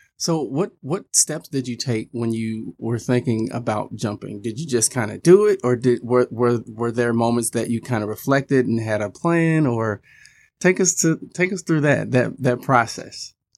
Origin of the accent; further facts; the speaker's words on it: Midwest, United States; being a Midwesterner myself